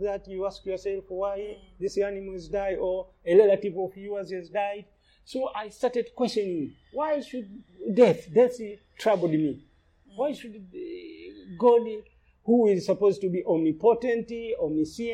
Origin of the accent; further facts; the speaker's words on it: Lindi, Tanzania; I grew up in Lindi, which is southern Tanzania, along the coast